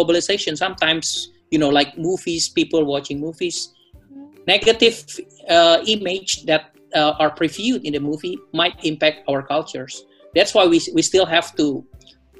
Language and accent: English; Manado, North Sulawesi, Indonesia; I'm a Manadonese from Manado.